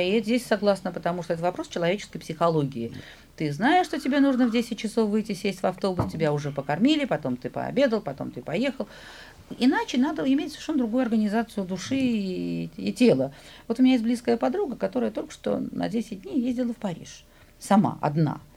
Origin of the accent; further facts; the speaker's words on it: Saint Petersburg, Russia; я ленинградка, я петербурженка